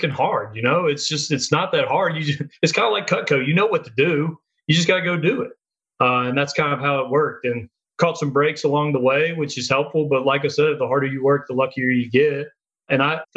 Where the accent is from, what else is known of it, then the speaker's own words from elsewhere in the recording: Jackson, Mississippi, United States; I'm from Mississippi, I'm from Jackson